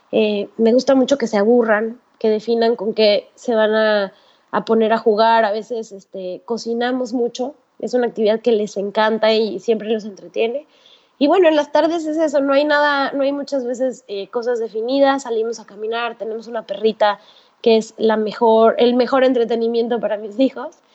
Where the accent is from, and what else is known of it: Mexico; moved away as an adult; now in Panama